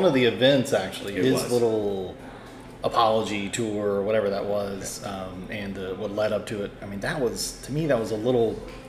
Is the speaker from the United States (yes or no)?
yes; North Louisiana, United States; from North Louisiana, so we were closer to Dallas than we were New York.